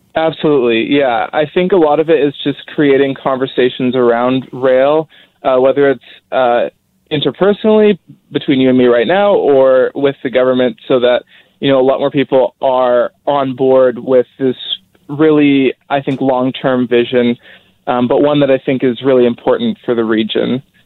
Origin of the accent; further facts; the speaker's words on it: Abbotsford, British Columbia, Canada; I'm from Abbotsford